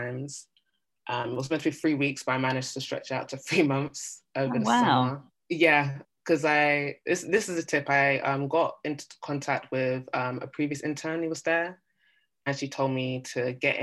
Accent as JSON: {"language": "English", "country": "United Kingdom", "said": "I'm Black British"}